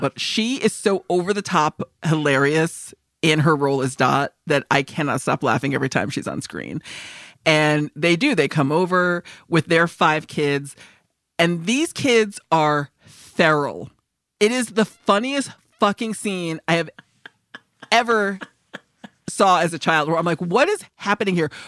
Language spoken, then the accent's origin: English; Northeast, United States; growing up in the East Coast, like, North, Northeast